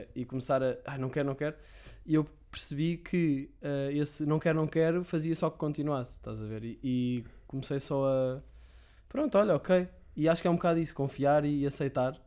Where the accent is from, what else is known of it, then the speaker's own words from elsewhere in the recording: Sintra, Lisbon, Portugal; Eu, eu, sou de Sintra, antes vivia em casa dos meus pais em Sintra